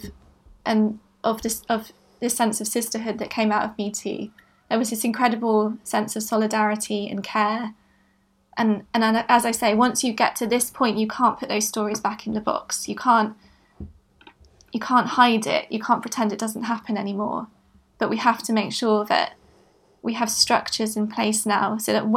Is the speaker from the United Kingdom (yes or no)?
yes; Bristol, South West England, United Kingdom; also born or lived in London; I grew up in Bristol and I came back after university.